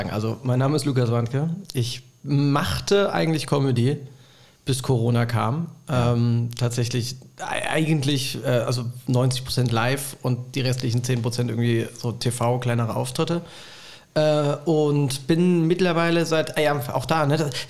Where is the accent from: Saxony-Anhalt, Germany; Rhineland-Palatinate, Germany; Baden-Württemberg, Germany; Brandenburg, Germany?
Rhineland-Palatinate, Germany; Bad Kreuznach; moved away; also born or lived in Bad Münster am Stein-Ebernburg; Rheinland-Pfalz, Bad Kreuznach, äh, da bin ich aufgewachsen.